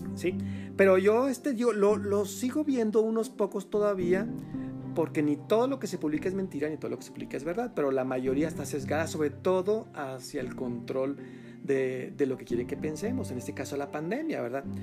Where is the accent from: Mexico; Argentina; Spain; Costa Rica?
Mexico; aquí a a nuestro México